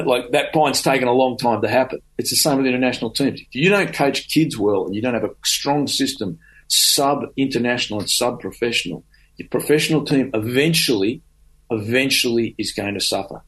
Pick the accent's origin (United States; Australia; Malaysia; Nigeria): Australia; who we are as Australian rugby players